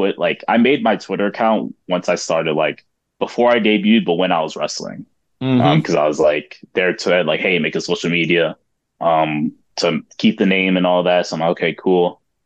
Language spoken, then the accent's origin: English; Cleveland, Ohio, United States; So the way that my family goes is I was born in Cleveland, Ohio, and my generation were born here. My mom and her generation were born in New York. And then my grandma and her generation were born in Puerto Rico.